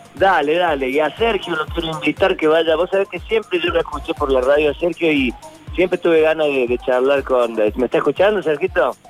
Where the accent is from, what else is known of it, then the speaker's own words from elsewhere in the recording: Córdoba, Argentina; todos los cordobeses somos un poquito humoristas